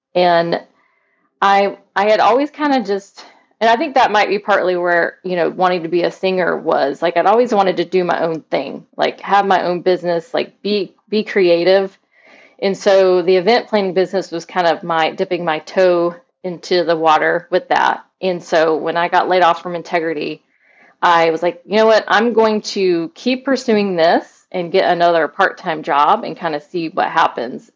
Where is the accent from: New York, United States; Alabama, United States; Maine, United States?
Alabama, United States; Mobile; now in St. Petersburg, United States; I'm from Mobile, Alabama, which whenever I tell people that, they're like, What? You don't have an accent.